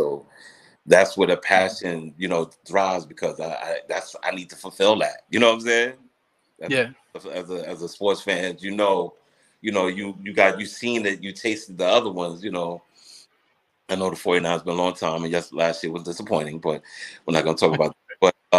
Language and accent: English; Elmont, New York, United States; now in Queens, United States; Yeah, born and raised in Elmont. Yeah, yeah. Yeah, I currently Queens, but yeah, I'm from Elmont, definitely.